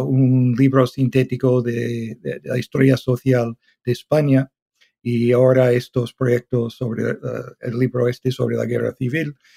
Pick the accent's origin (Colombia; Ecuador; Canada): Canada; also born or lived in Toronto / London; yo soy canadiense, hice la carrera en la Universidad de Toronto